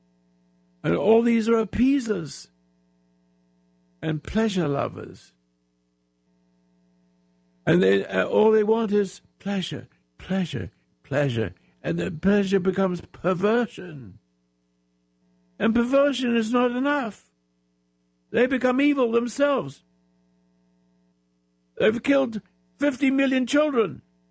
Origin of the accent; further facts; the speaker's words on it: England, United Kingdom; now in United States; I was born in England